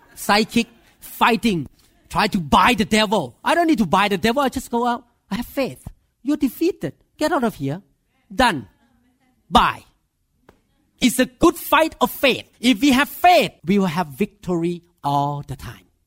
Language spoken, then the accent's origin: English; Thailand; English is a second language; moved away as an adult; now in United States; I'm Thai.